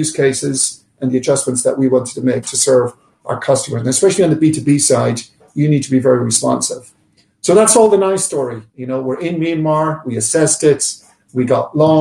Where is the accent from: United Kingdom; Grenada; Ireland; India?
Ireland; now in New York, United States; I'm an Irish man